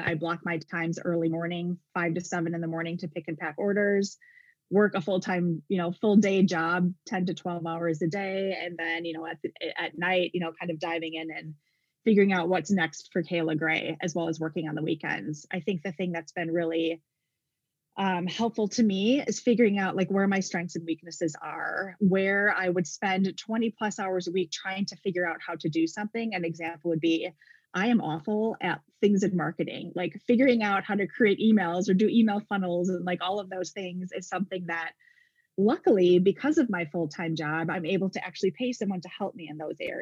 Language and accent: English; Wisconsin, United States; moved away as an adult; now in Arizona, United States; I was born and raised in Wisconsin